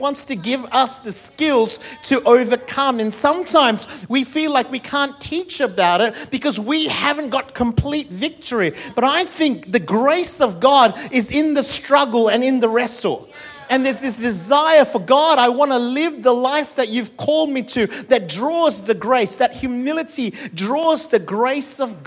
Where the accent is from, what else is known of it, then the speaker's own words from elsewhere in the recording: Malaysia; also born or lived in India; now in Perth, Australia; I'm Malaysian